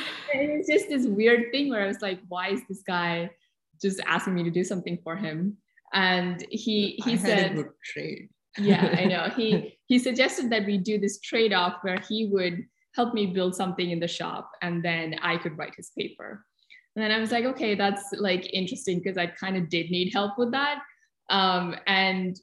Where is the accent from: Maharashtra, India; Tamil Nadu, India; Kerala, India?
Kerala, India; Kochi; moved away as an adult; also born or lived in New Delhi, India; I had just moved from the south of India where I was born in Kochi to New Delhi for college